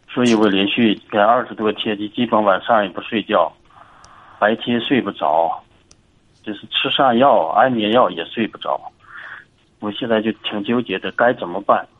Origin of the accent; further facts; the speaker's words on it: Inner Mongolia, China; 我是内蒙古的